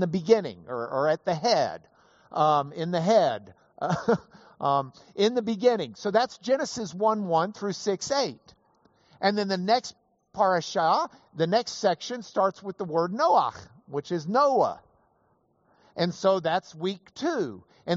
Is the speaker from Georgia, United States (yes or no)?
no; Lubbock, Texas, United States; I was from Lubbock